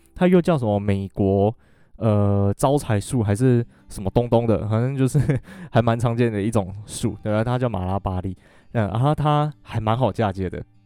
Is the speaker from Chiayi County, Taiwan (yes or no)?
yes; Alishan, Chiayi County, Taiwan; 我真的是从小就住在阿里山